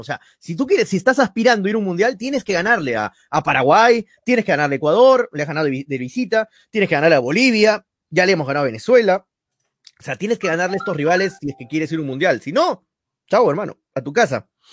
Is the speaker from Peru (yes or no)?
yes; Peru; somos peruanos